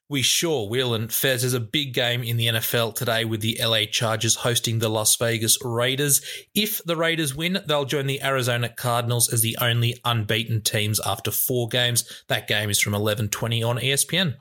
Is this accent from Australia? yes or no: yes; New South Wales, Australia; I'm from New South Wales